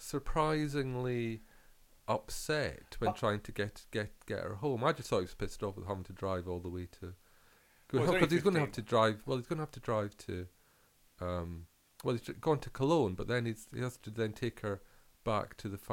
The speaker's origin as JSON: {"language": "English", "region": "Scotland", "country": "United Kingdom", "tie": "born or raised there", "said": "I grew up in Scotland"}